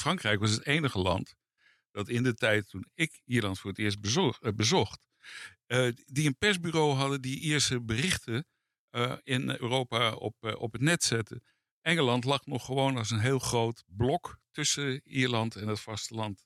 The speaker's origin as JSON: {"language": "Dutch", "country": "Netherlands", "tie": "born or raised there", "said": "ik groeide op in Nederland"}